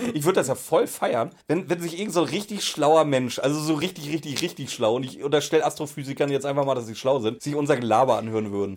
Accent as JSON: {"language": "German", "region": "Schleswig-Holstein", "country": "Germany", "said": "Ich komme aus Schleswig-Holstein, wir hatten doch nie was"}